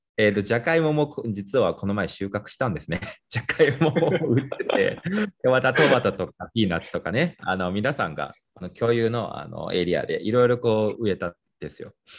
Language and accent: Japanese; Nanjing, Jiangsu, China; moved away; 自分が出身地の南京